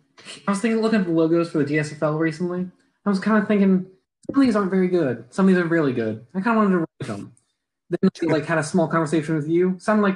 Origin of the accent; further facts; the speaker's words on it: Virginia, United States; I'm from Virginia